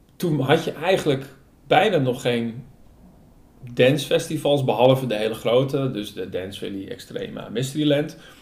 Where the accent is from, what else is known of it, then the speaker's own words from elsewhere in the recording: Hoorn, North Holland, Netherlands; moved away as an adult; also born or lived in Utrecht; hier in Horen, waar ik ben opgegroeid en tegenwoordig weer woon.